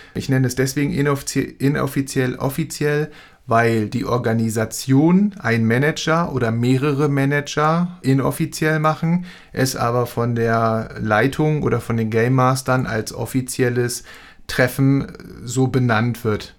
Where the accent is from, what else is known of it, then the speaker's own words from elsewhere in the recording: Hamburg, Germany; ich als Hamburger